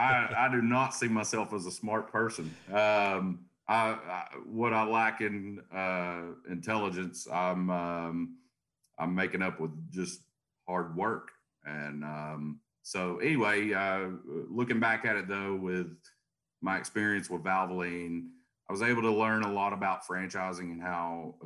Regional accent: Chattanooga, Tennessee, United States; So here in Chattanooga, Tennessee.

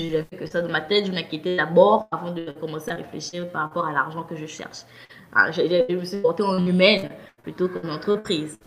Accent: Gabon; also born or lived in France / Cameroon; je suis euh, camerounaise, je suis née au Gabon grandi au Gabon

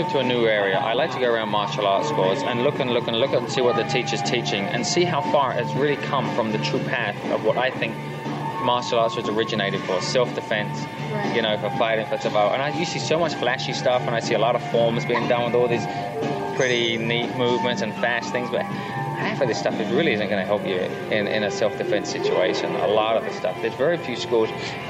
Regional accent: England, United Kingdom; growing up in England, it's very cold.

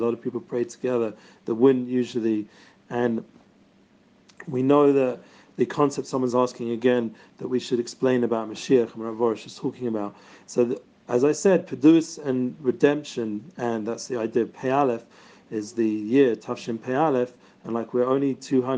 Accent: London, United Kingdom; I'm from London, so hopefully I'm speaking enough English

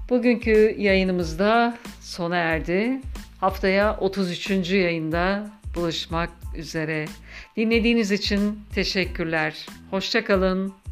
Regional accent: Ankara, Turkey; Ankaralıyım. Eşimle Ankara'da yaşıyoruz.

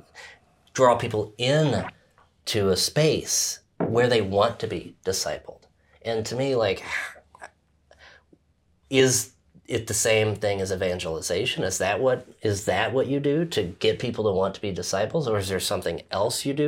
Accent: Louisville, Kentucky, United States; I grew up in Louisville, in the Archdiocese

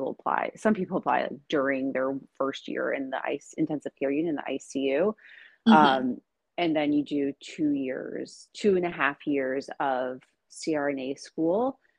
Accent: New York City, New York, United States; now in Seattle, United States; I came from New York City and I'm in Seattle

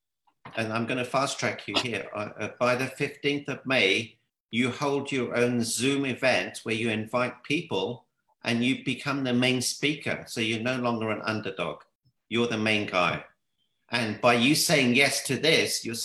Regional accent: London, United Kingdom; I'm from the UK. It's in London.

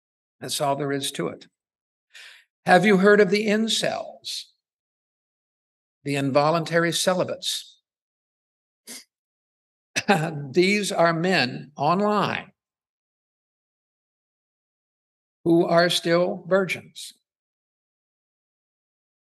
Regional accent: Ohio, United States; moved away; I'm originally from Ohio, so I look at Ohio newspapers.

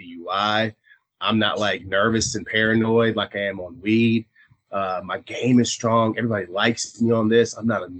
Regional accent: eastern North Carolina, United States; I'm from East North Carolina

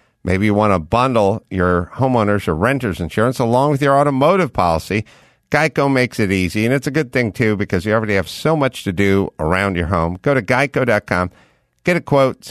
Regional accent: Los Angeles, California, United States; I grew up in the San Fernando Valley.

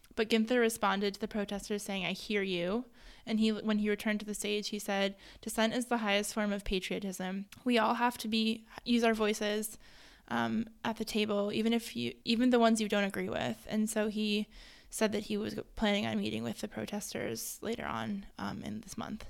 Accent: Hudson Valley, New York, United States; now in Ohio, United States; growing up in, like, the Hudson Valley

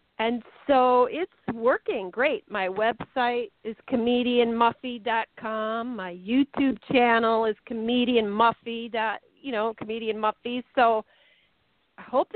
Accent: Colorado, United States; also born or lived in Minnesota; now in New Jersey, United States; when I was growing up in Colorado

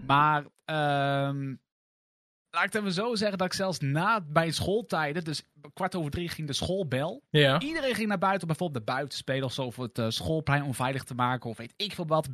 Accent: Lexmond, Utrecht, Netherlands; ik ben weliswaar geboren in Utrecht, maar ik ben opgegroeid in het dorpje Lexmond wat er net onder ligt

